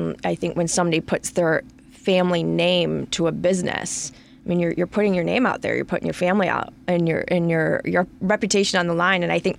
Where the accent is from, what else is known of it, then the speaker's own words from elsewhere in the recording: Farmington Hills, Michigan, United States; That is a Michigan number. I'm from Farmington Hills, went to high school there, and I've kept it.